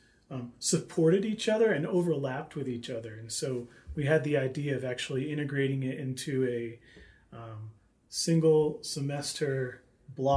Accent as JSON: {"language": "English", "town": "Philadelphia", "region": "Pennsylvania", "country": "United States", "moved": "as an adult", "lives_now": "Flagstaff, United States", "said": "I'm from Philadelphia"}